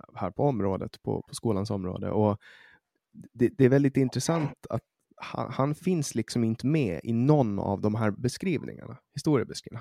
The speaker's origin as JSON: {"language": "Swedish", "region": "Åland", "country": "Åland Islands", "moved": "yes", "lives_now": "Sweden", "said": "när jag kommer hit som, som ålänning, som finsk"}